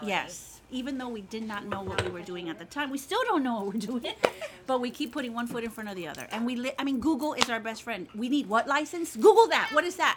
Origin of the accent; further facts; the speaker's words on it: Miami, Florida, United States; now in Baton Rouge, United States; I'm from Miami